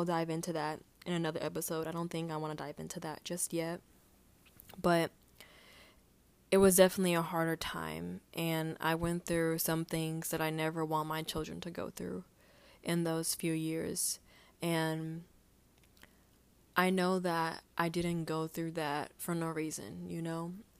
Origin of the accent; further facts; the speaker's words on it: Houston, Texas, United States; I think that growing up in Houston was hard, and that was something I never understood